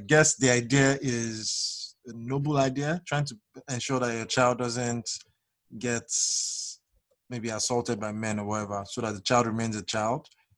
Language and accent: English; Nigeria; Growing up as a regular child in Nigeria